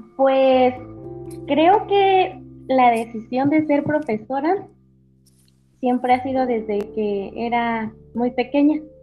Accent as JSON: {"language": "Spanish", "region": "Querétaro", "country": "Mexico", "also_born_or_lived": "Hidalgo", "said": "yo soy del estado de Querétaro, de un municipio de Querétaro"}